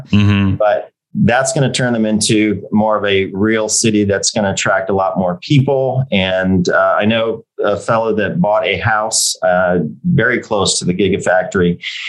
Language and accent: English; Michigan, United States; also born or lived in California; now in Austin, United States; I grew up in Michigan. So I'm a Midwest boy.